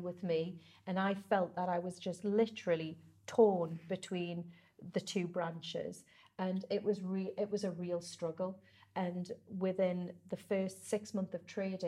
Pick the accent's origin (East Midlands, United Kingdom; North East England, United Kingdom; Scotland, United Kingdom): North East England, United Kingdom; Whitley Bay; also born or lived in Ponteland; I was born and bred in Whitley Bay